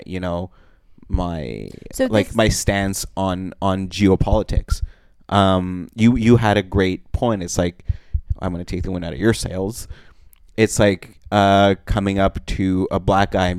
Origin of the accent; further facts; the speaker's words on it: Montreal, Quebec, Canada; also born or lived in Russia; I'm also from Montreal, but I was born in Russia